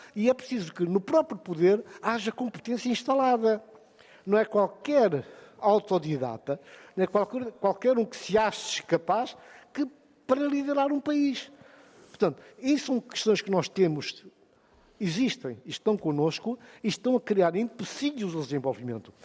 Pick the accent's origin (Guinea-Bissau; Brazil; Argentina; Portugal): Guinea-Bissau